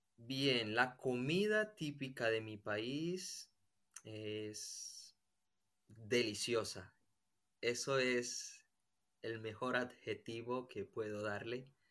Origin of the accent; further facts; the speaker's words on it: Colombia; moved away as an adult; now in Spain; soy de Colombia y tengo 28 años. Estoy viviendo aquí en España